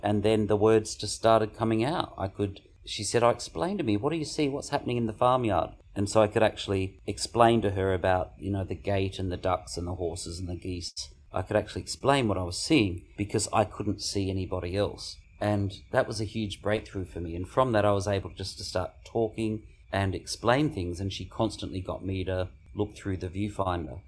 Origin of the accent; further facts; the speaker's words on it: Mildura, Victoria, Australia; I was born in Mildura in nineteen seventy, and I grew up on a grape property.